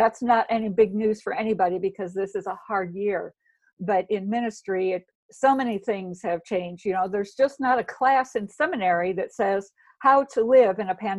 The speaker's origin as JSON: {"language": "English", "town": "Chicago", "region": "Illinois", "country": "United States", "also_born_or_lived": "Arkansas", "said": "We live 14 years in Arkansas, so maybe there's a little bit of that, but I'm originally from Chicago, so it's a mix."}